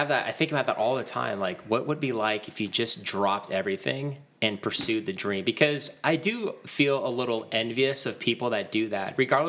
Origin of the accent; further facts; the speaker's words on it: Bay Area, California, United States; I grew up in the Bay Area.